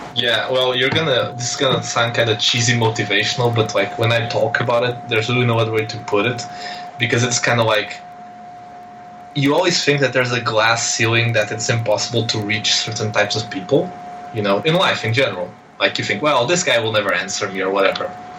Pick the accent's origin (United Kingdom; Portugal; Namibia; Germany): Portugal; I'm this guy from Portugal